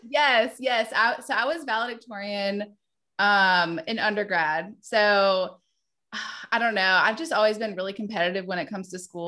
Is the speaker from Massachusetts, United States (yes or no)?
no; Wendell, North Carolina, United States; also born or lived in Virginia Beach, Virginia; I grew up in Wendell, North Carolina